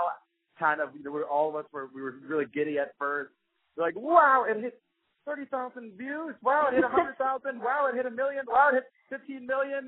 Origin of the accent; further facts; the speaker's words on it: New York City, New York, United States; I'm from Queens, which is the most ethnically diverse place in New York